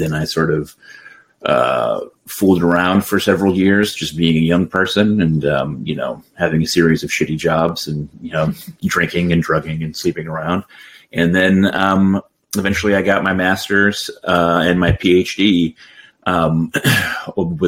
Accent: Middletown, Connecticut, United States; I grew up in Middletown, Connecticut

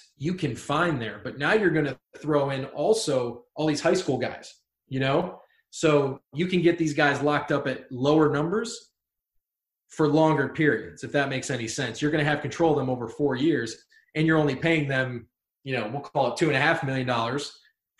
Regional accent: Ohio, United States; I'm from Ohio

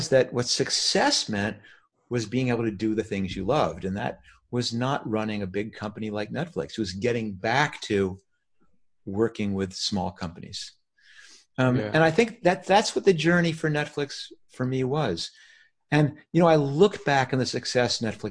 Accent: New York, United States; now in California, United States; I grew up in New York

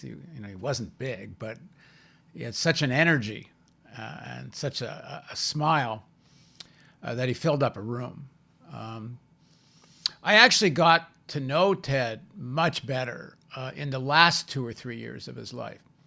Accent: Toronto, Ontario, Canada; I grew up in Toronto

